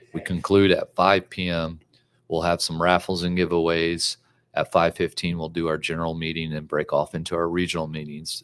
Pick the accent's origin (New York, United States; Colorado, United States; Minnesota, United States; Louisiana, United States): Louisiana, United States; now in Texas, United States; I grew up in Louisiana